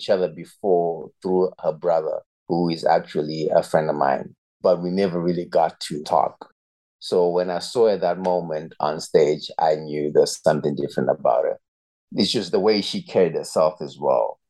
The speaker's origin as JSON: {"language": "English", "country": "Zimbabwe", "tie": "born or raised there", "moved": "as an adult", "lives_now": "Eswatini", "said": "I was actually born and raised in Zimbabwe, and I've lived there for 18 years of my life"}